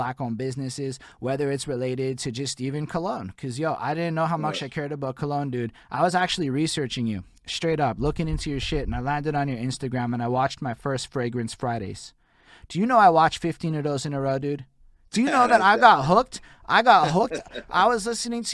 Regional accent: Montreal, Quebec, Canada; I'm from Montreal, Quebec, Canada

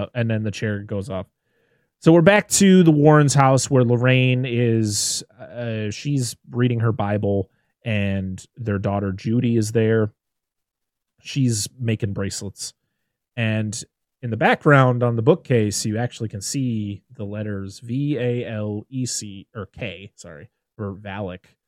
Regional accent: Massachusetts, United States

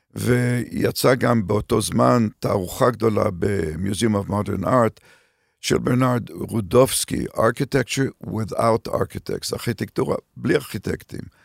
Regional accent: Haifa, Haifa District, Israel; moved away as an adult; also born or lived in Canada; לרקע שלי כישראלי שגדל בישראל של שנות ה-50, 40 ו-50

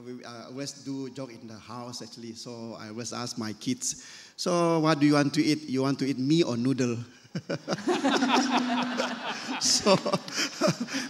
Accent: Miri, Sarawak, Malaysia; moved away; we are from Miri, actually, with their respective families

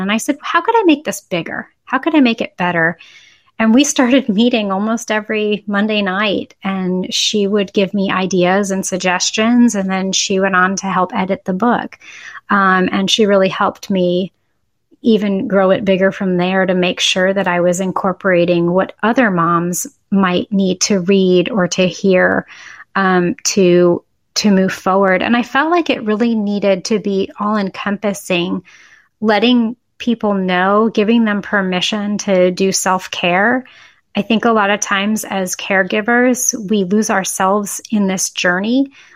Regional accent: Boston, Massachusetts, United States; also born or lived in Syracuse / Chapel Hill; now in Austin, United States; I grew up in Boston

